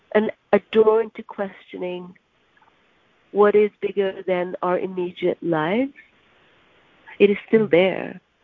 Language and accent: English; Karachi, Sindh, Pakistan; moved away as an adult; now in New York, United States; I grew up in Pakistan